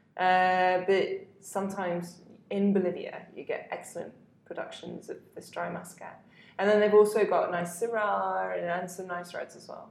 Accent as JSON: {"language": "English", "town": "Hattingley", "region": "South East England", "country": "United Kingdom", "also_born_or_lived": "London", "moved": "yes", "lives_now": "Mendoza, Argentina", "said": "I'm from a small hamlet called Hattingley"}